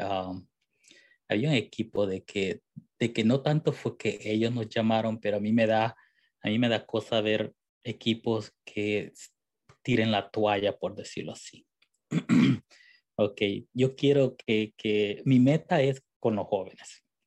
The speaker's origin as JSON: {"language": "Spanish", "country": "El Salvador", "said": "yo soy del Salvador"}